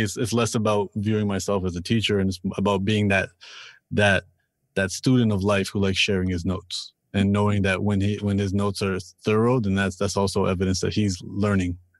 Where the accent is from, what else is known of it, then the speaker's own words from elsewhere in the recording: Toronto, Ontario, Canada; I'm, I'm from Toronto and I'm born and raised here